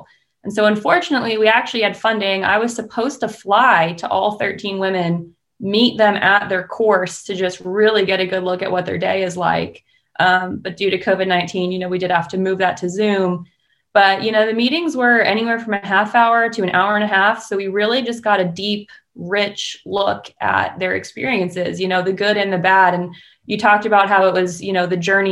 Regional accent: Pennsylvania, United States; moved away; I'm from Pennsylvania. So naturally I went to Penn State for turf school.

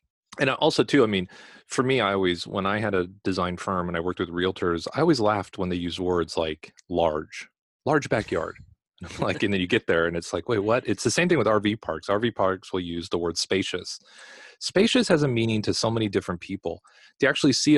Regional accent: Los Angeles, California, United States; moved away; I'm from Los Angeles

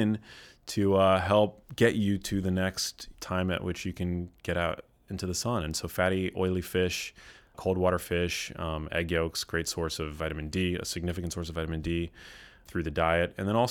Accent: New York City, New York, United States; moved away as an adult; now in California, United States; I grew up in New York City, yeah.

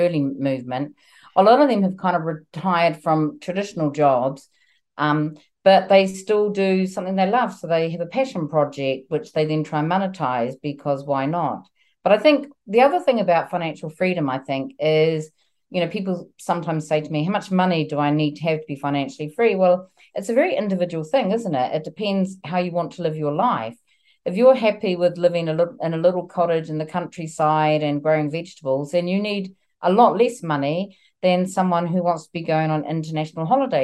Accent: New Zealand; now in United Kingdom; I'm originally from New Zealand and I'm currently here in the UK, and I've been here a long time

